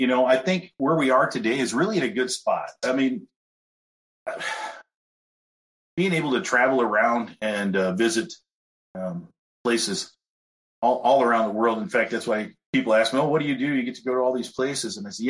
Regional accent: California, United States; also born or lived in Iowa; I am originally from California, kind of spent my time between Iowa and California, so I kind of understand both sides

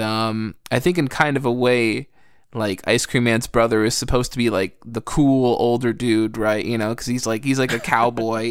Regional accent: United States; I grew up in America.

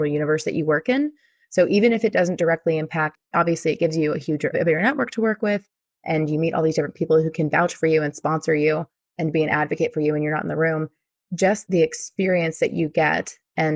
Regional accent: Fort Worth, Texas, United States; really proud of my hometown

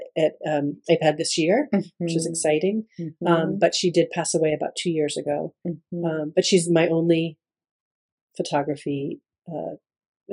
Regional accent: Connecticut, United States; also born or lived in Waterbury, Connecticut / Southbury, Connecticut; I grew up in Connecticut

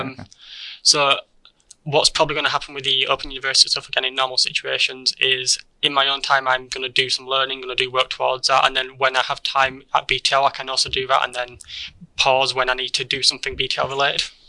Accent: Keighley, Yorkshire and the Humber, United Kingdom; I born and raised in Keighley

